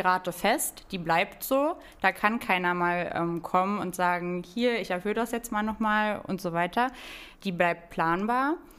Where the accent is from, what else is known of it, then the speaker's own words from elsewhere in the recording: Hönow, Brandenburg, Germany; ich komme ja ähm, aus Hönow, also das ist so ne direkt neben Berlin.